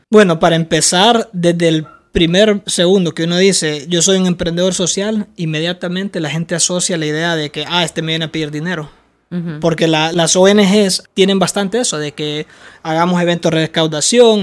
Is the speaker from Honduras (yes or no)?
yes; Honduras; yo vengo de Honduras